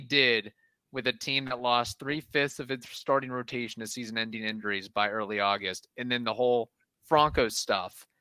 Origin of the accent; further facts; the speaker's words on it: Midwest, United States; I'm a gringo from the Midwest.